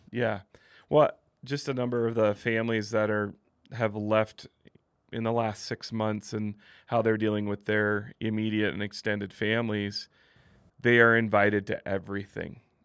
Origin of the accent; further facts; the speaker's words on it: Midwest, United States; now in Utah County, United States; growing up in the Midwest